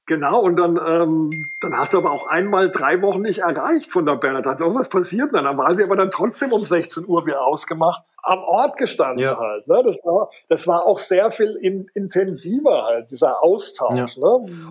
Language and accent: German; Wertheim, Baden-Württemberg, Germany; ich stamme aus einer baden-württembergischen Kleinstadt, die heißt Wertheim